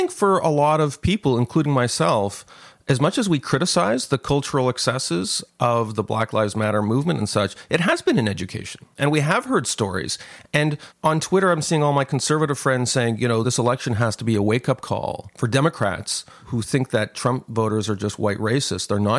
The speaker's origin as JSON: {"language": "English", "country": "Canada", "said": "I'm this guy from Canada"}